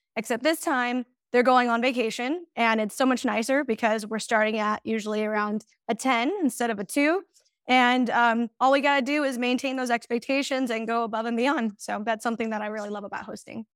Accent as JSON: {"language": "English", "town": "Banning", "region": "California", "country": "United States", "said": "I am from Southern California, specifically um, banning or the Inland Empire"}